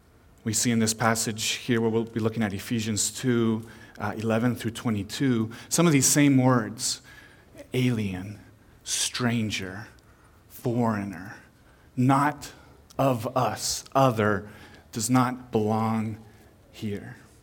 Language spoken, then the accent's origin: English; Peru; also born or lived in Chile / Panama; Growing up, I was a missionary kid in Latin America. I was born in Peru, then I lived in Chile and in Panama and Central America.